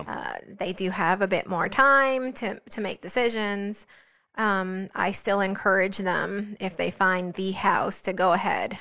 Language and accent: English; New Jersey, United States; also born or lived in South Florida; now in South Carolina, United States; I was raised in New Jersey